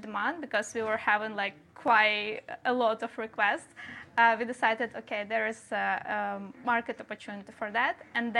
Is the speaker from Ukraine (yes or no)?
yes; Ukraine; I'm Ukrainian.